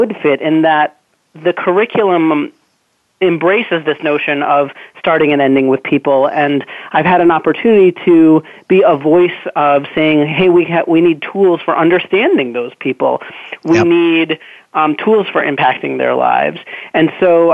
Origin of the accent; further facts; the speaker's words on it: Newton, Massachusetts, United States; I grew up in Newton, Massachusetts, which is the town next door.